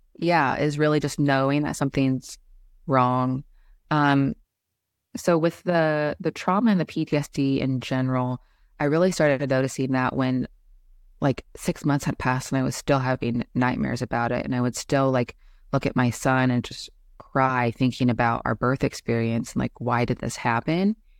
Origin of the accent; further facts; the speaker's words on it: Indianapolis, Indiana, United States; also born or lived in Kansas City, Missouri / Florida / Tennessee / Nebraska; I was born in Kansas City, Missouri, but only briefly lived there, um, as a baby, and then I've spent the majority of my life in Indianapolis, Indiana